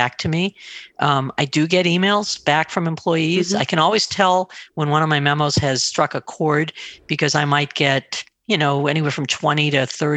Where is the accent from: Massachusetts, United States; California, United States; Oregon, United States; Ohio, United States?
Massachusetts, United States; on the border of New Hampshire; I grew up in Massachusetts, just on the border of New Hampshire